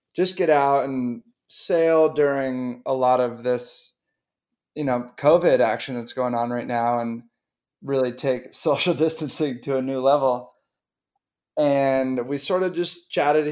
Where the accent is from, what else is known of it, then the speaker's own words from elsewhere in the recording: North Shore of Boston, Massachusetts, United States; I grew up on the North Shore of Boston